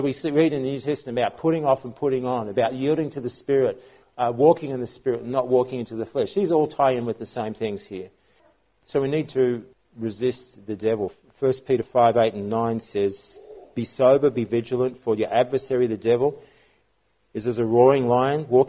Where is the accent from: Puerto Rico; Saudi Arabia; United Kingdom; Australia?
Australia